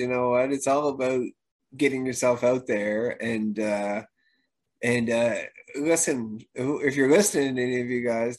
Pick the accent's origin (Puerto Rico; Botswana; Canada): Canada; I'm Canadian